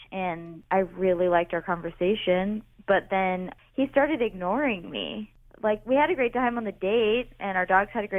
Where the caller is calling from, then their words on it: Dayton, Ohio, United States; I'm calling from Dayton.